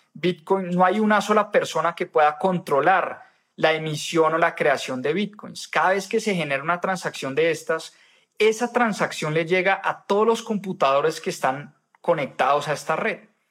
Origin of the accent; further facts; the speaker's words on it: Colombia; uno como ciudadano colombiano